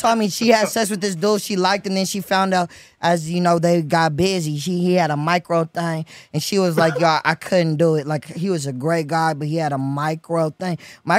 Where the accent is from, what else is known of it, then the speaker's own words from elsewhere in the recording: Oakland, California, United States; now in Los Angeles, United States; Yeah, I'm from the Bay Area. I'm from the San Francisco Bay Area, Oakland, California, bro.